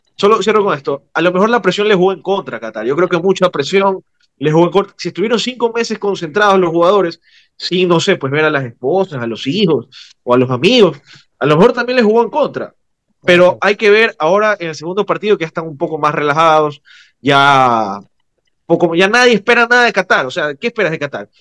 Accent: Ecuador

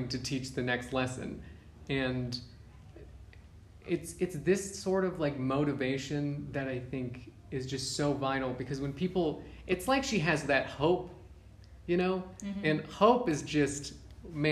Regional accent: United States; moved away as an adult; now in Uganda; growing up in the States

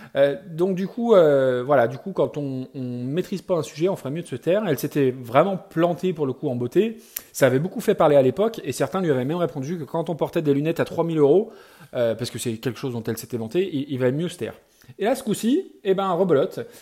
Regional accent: France; chez nous en France

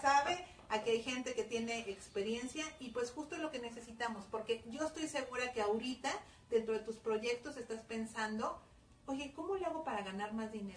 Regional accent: Mexico; los mexicanos decimos mande

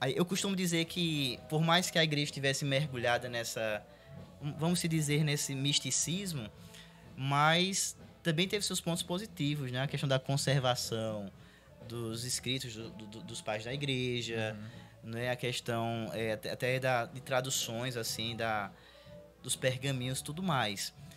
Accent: Brazil; eu cresci no, no Vale da Bênção

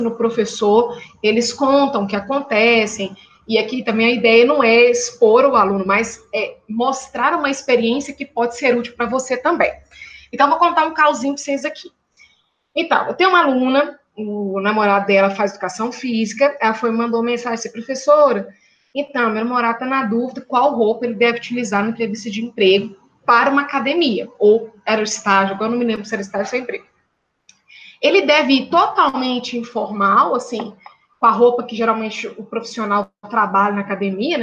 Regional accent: Minas Gerais, Brazil; eu e a professora Hélida somos mineiras

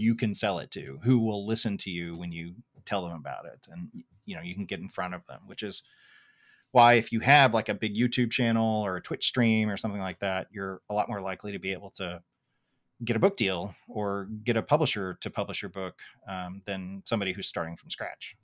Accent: Tulsa, Oklahoma, United States; where I grew up in Tulsa, Oklahoma

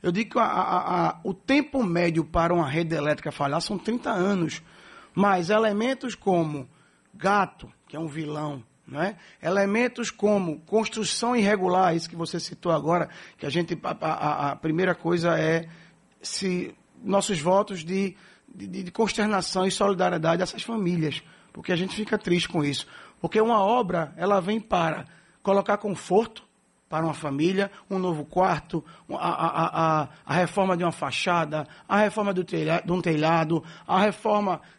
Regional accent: Recife, Pernambuco, Brazil; born there; now in Salvador, Brazil; Eu sou, digo que eu sou batizado em Recife, mas apaixonado de corpo e alma pela Bahia, por Salvador.

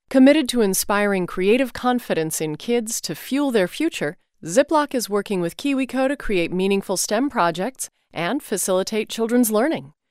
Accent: Chicago, Illinois, United States; Hi, Mindy and Guy Raz. … I'm from Chicago, Illinois.

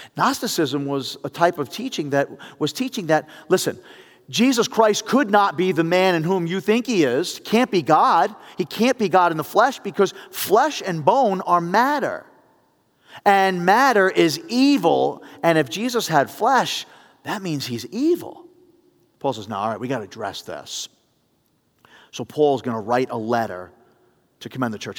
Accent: New York City, New York, United States; growing up in the Bronx

